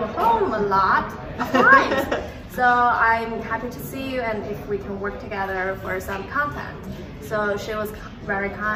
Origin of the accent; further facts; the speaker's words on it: Urumqi, Xinjiang, China; moved away as an adult; now in New York City, United States; I'm from Xinjiang, Urumqi. It's a city in the middle of Asia.